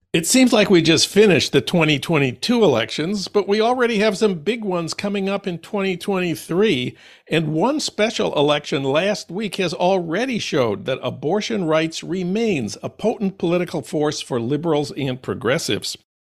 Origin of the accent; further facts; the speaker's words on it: Minnesota, United States; my home state of Minnesota